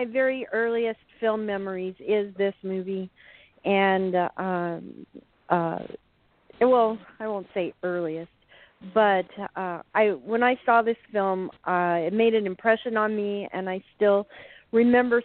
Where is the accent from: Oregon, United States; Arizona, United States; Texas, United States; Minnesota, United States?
Arizona, United States; now in California, United States; I grew up in Arizona